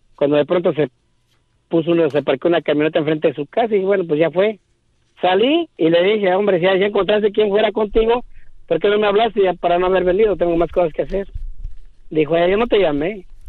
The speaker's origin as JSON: {"language": "Spanish", "region": "Michoacán", "country": "Mexico", "moved": "yes", "said": "soy de Michoacán"}